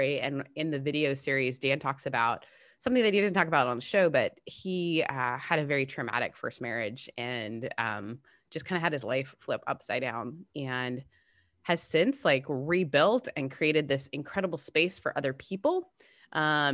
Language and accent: English; Canada; as a Canadian